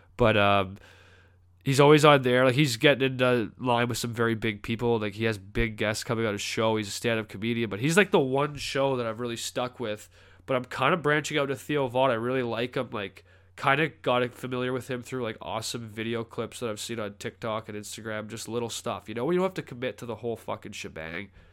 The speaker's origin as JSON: {"language": "English", "country": "Canada", "moved": "as an adult", "lives_now": "North Carolina, United States", "said": "I'm from Canada"}